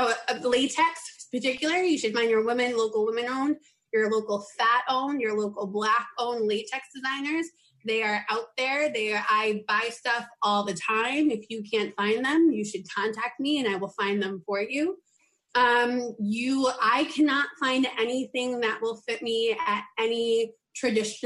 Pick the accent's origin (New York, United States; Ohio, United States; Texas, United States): New York, United States; now in San Francisco, United States; I'm from New York